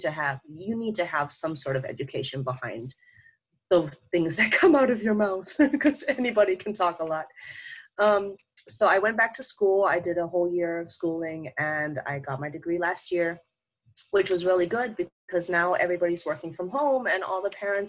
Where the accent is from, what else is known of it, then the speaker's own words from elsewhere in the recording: Thailand; also born or lived in Germany / Kenya; I was born in Germany, but I grew up in Africa, so in Kenya, in Thailand, which is in Asia. I did all my high school, all my university there.